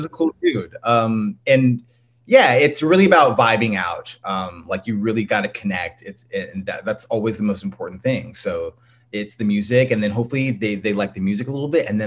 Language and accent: English; San Jose, California, United States; I'm from San Jose, California. I'm from the Bay Area and, yeah, but Southern roots. Both my family's from like Louisiana and Texas, so definitely got that. But yeah, I'm a Cali boy